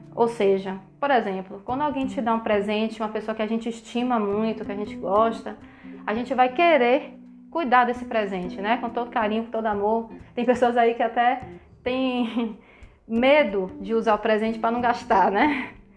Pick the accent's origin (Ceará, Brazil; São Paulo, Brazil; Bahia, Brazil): Bahia, Brazil; Salvador; eu sou de Salvador